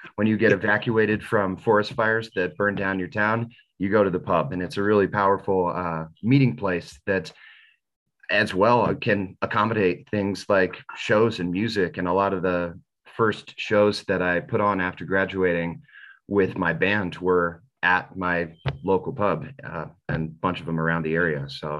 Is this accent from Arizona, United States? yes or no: no; Boulder, Colorado, United States; also born or lived in Boston; I went to music school in Boston, and I'm originally born and raised in Boulder, and at first didn't really know why I came back to Boulder. I had a good thing going in Boston, but love Colorado.